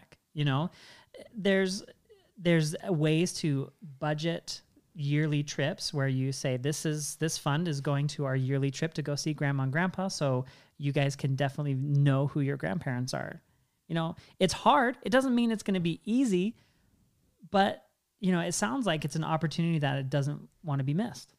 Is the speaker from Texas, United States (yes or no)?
no; Washington, United States; I grew up in Washington State